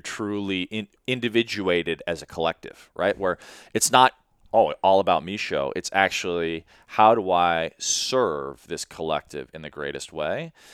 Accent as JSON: {"language": "English", "town": "Chicago", "region": "Illinois", "country": "United States", "tie": "born or raised there", "also_born_or_lived": "Sri Lanka", "moved": "as an adult", "said": "I grew up in Chicago"}